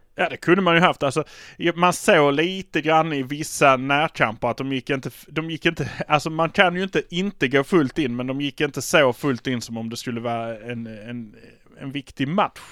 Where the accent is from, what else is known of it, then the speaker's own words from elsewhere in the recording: Malmö, Skåne, Sweden; vi är från Malmö